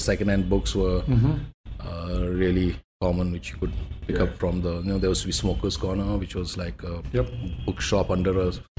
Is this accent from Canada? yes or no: no; Dehradun, Uttarakhand, India; My family is from Dehradun.